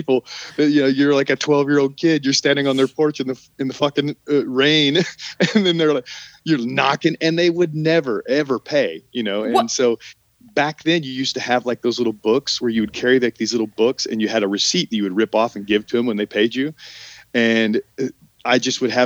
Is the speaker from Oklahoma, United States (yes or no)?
yes; Oklahoma, United States; moved away as an adult; also born or lived in Arkansas; now in Los Angeles, United States; I'm from Oklahoma. I mean, I grew up in Oklahoma